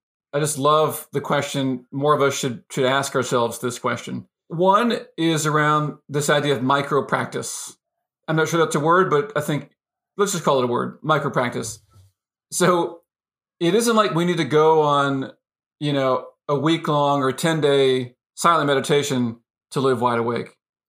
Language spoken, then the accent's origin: English; United States; I grew up in the States, in the U.S., in a family that stayed together, lots of extended family, you know, had 12 years of Catholic schooling, middle class upbringing, et cetera, et cetera.